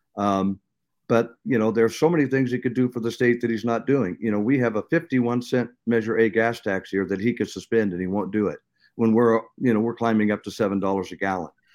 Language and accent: English; Seattle, Washington, United States; I grew up in Seattle